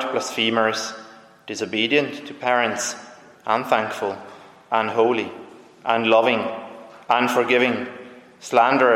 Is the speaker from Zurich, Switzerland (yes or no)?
yes; Zurich, Switzerland; I'm from Zurich